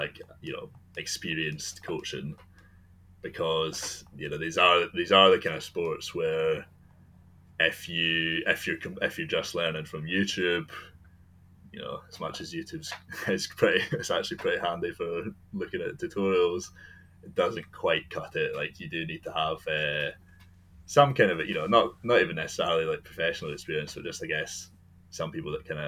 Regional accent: Scotland, United Kingdom; I'm from Scotland

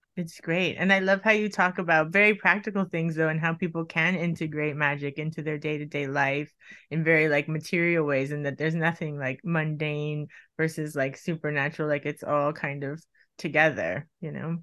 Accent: Miami, Florida, United States; I grew up in Miami

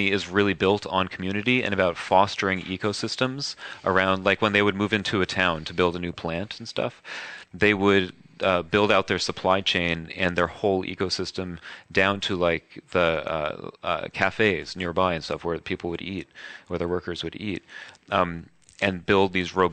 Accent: New York, United States; I'm a New Yorker. I'm born so I'm very honest

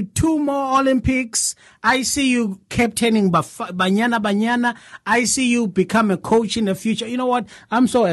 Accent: Nongoma, KwaZulu-Natal, South Africa; moved away as an adult; now in United States; I'm from Nongoma, right? South Africa, rural area

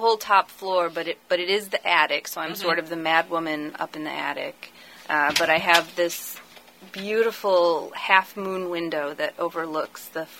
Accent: Ohio, United States; moved away as an adult; also born or lived in Delaware; now in Bel Air, United States; I'm originally from Ohio, actually, and I found my way out here when I was working on another master's degree, actually.

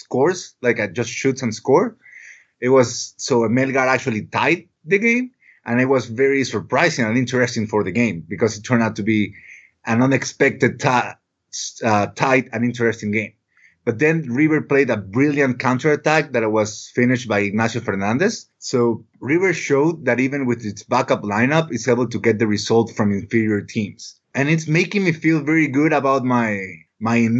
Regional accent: Ecuador; I'm from Ecuador

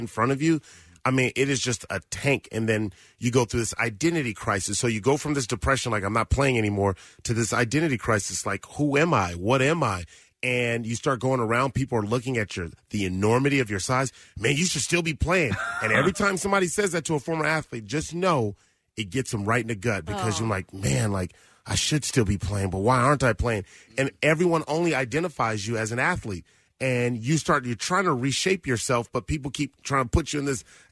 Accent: Los Angeles, California, United States; I grew up in South Central Los Angeles and in the Crenshaw District

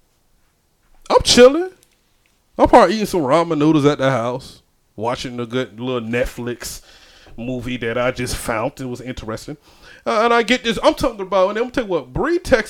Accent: Georgia, United States; now in North Carolina, United States; I'm from Georgia

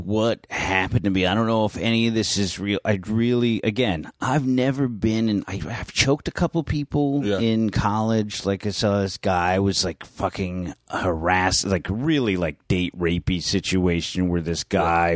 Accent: San Francisco, California, United States; I grew up in San Francisco in North Beach

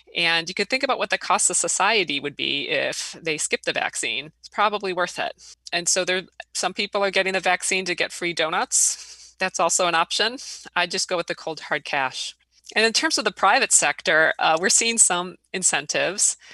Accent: Illinois, United States; now in Wisconsin, United States; I grew up in Illinois

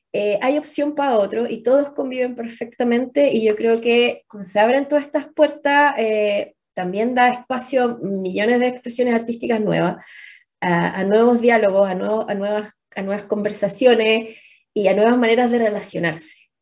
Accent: Chile; somos chilenos

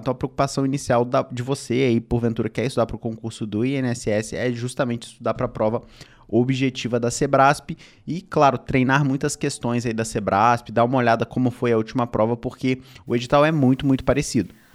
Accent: Rio de Janeiro, Brazil; eu sou do Rio de Janeiro

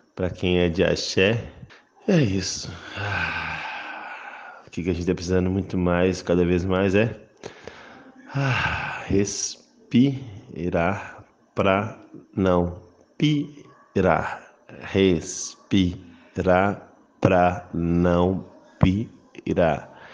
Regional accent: Minas Gerais, Brazil; Eu sendo mineiro, sendo bom mineiro do interior

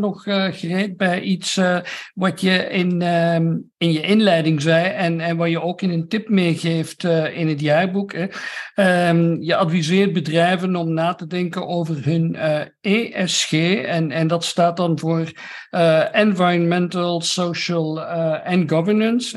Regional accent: Belgium; altijd als Belg

